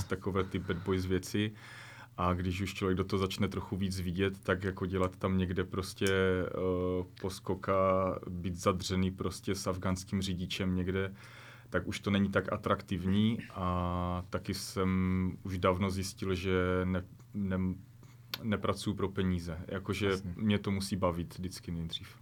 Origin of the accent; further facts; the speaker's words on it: Ostrava region, Moravian-Silesian Region, Czechia; also born or lived in Corsica; tam ještě u nás na Ostravsku